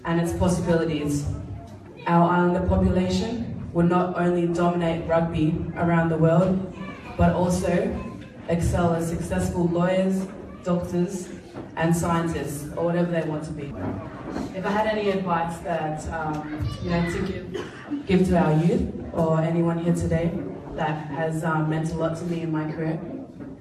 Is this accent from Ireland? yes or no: no; Pacific Harbour, Central Division, Fiji; moved away; also born or lived in Suva, Fiji; We grew up in Pacific Harbour